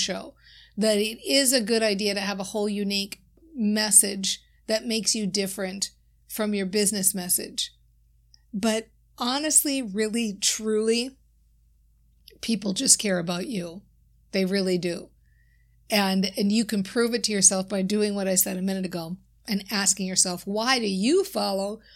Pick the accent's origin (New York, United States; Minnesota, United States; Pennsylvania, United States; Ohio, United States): Minnesota, United States; I often talk about being from Minnesota. My accent certainly shows that.